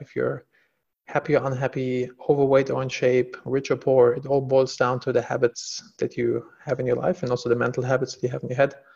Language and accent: English; Germany; moved away as an adult; now in Los Angeles, United States; I'm originally from Germany